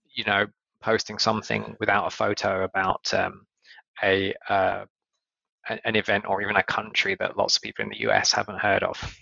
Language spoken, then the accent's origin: English; United Kingdom; in the UK